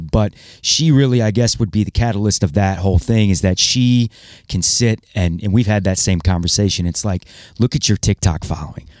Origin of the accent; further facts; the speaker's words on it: Toledo, Ohio, United States; also born or lived in Cedar Rapids, Iowa; I was born in Iowa, Cedar Rapids, actually. And, you know, moved to Toledo in ninety-three